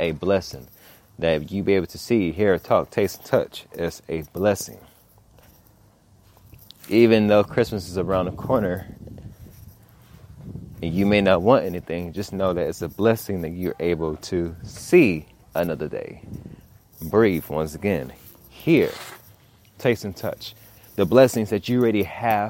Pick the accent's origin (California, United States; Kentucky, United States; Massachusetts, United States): California, United States; Los Angeles; I'm from South Central